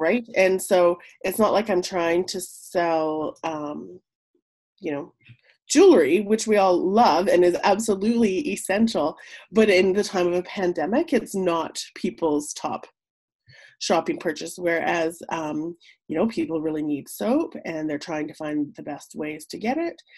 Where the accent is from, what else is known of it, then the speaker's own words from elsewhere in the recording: Whitehorse, Yukon, Canada; now in Mayo, Canada; born and raised in Whitehorse, but I've been living in Mayo since 2003.